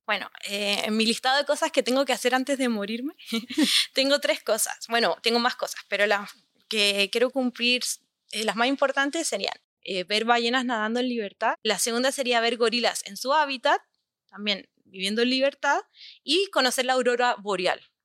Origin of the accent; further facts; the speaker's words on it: Chile; yo soy chilena, también conozco algunas asociaciones de mi país